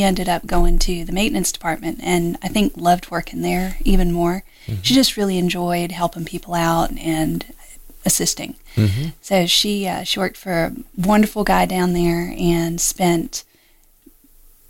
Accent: Greenacres, Florida, United States; I grew up in Florida. West Palm Beach is the town that everybody knows, but truly I grew up in a little area called Green Acres

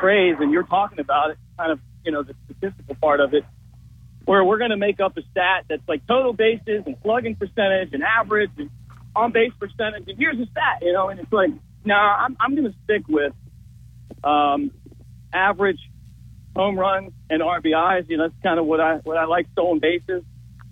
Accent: Baltimore, Maryland, United States; I grew up in Baltimore.

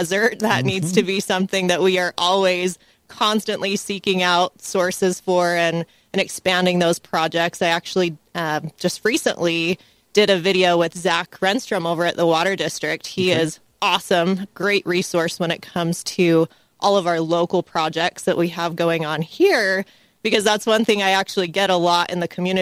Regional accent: St. George, Utah, United States; I'm from here. I grew up in St. George, and I absolutely love it here

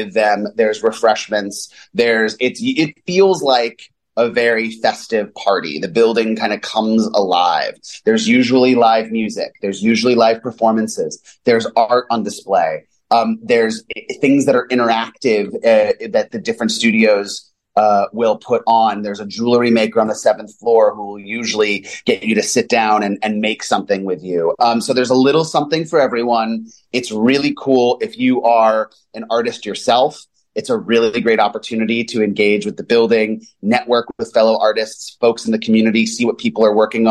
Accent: Los Angeles, California, United States; also born or lived in New York / Bay Area; now in Chicago, United States; I'm from Los Angeles

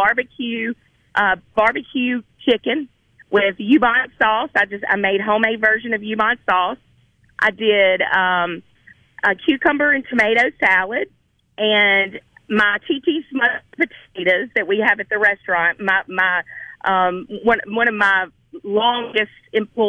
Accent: Mississippi Delta, United States; I'm from the Delta.

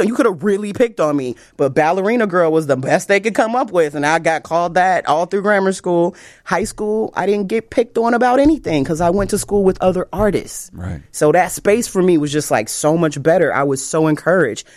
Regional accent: Chicago, Illinois, United States; I'm from Chicago

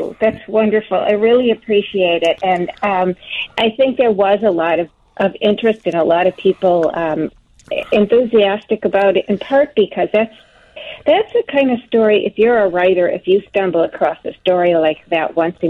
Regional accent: Milwaukee, Wisconsin, United States; I was, but both my parents were born and raised in Chicago.

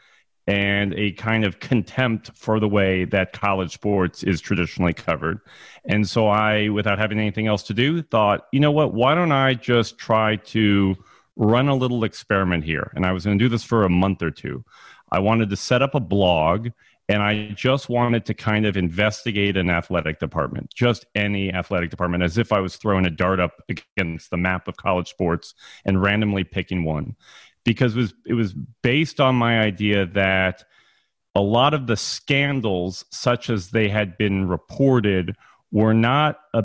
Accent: Albuquerque, New Mexico, United States; moved away as an adult; also born or lived in Madison, Wisconsin; I was born and raised in Albuquerque, New Mexico

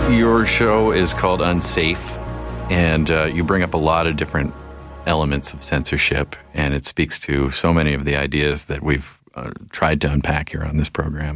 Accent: Victoria, British Columbia, Canada; I'm a Victoria kid.

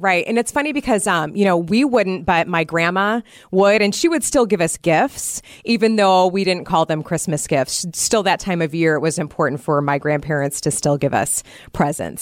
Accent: Iowa, United States; now in Wisconsin, United States; So, I grew up in Iowa, so I will be traveling back to see my parents

